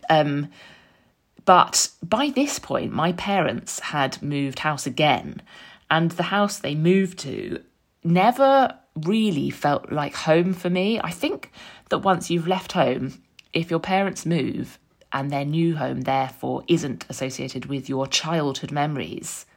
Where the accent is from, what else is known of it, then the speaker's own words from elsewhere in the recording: London, United Kingdom; moved away as an adult; now in Frome, United Kingdom; I grew up in North London, raised by my mum and dad